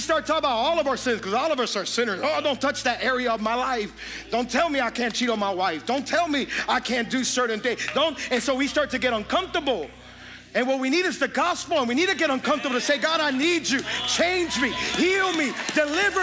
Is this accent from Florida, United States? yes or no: yes; Hialeah, Florida, United States; I'm from Hialeah